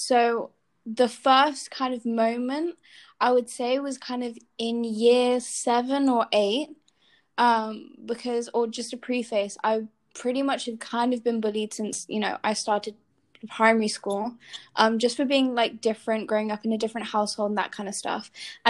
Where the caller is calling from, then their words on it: Spain; …, and I'm joining from Spain.